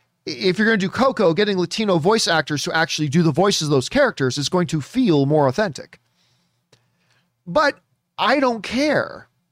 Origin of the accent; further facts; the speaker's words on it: Canada; I am not a Mighty Ducks guy, which you think I would be being Canadian and everything about my DNA is hockey.